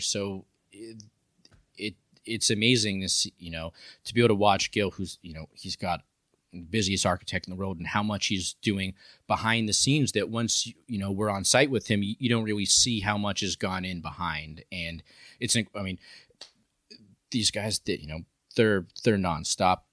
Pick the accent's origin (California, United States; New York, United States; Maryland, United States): New York, United States; New York City; moved away; I'm from New York